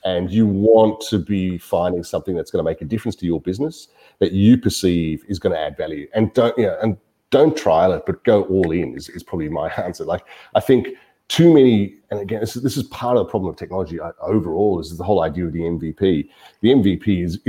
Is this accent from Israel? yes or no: no; Melbourne, Victoria, Australia; I am from Melbourne. I've been here for most of my working life.